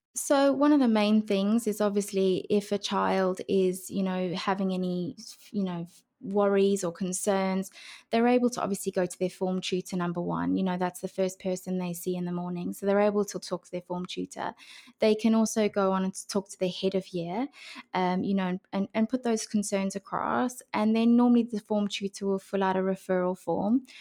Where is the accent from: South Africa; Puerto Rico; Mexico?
South Africa; moved away as an adult; also born or lived in Brisbane, Australia; now in United Kingdom; I grew up in South